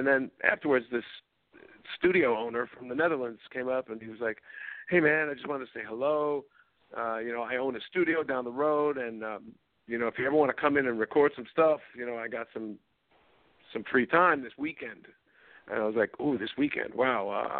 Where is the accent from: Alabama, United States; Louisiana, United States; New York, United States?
New York, United States; I'm Italian. I'm from New York.